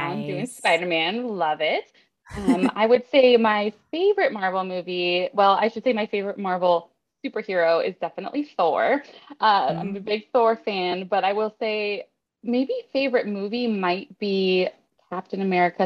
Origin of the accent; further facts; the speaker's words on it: Southern California, United States; I was born and raised in Southern California